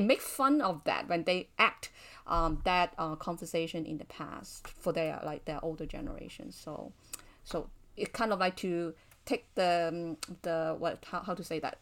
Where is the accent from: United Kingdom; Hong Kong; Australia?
Hong Kong; I was born and raised in Hong Kong